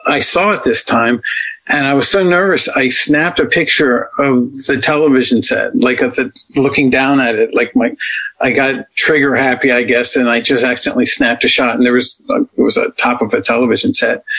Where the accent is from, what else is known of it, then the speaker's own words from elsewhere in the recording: Washington, District of Columbia, United States; moved away; I'm from Washington, D.C.